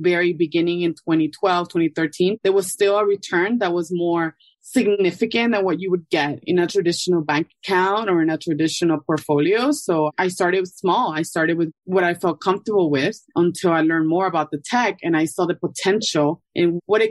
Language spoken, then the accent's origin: English; Ecuador; also born or lived in New York City, United States; now in Miami, United States; I'm originally from Ecuador and I've been in Miami for over 10 years